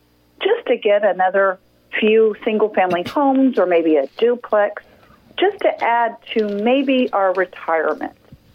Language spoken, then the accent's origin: English; San Antonio, Texas, United States; also born or lived in Houston; Well, I was born in Houston, Texas, and moved around a little bit. And, you know, in high school, we settled down in San Antonio, Texas.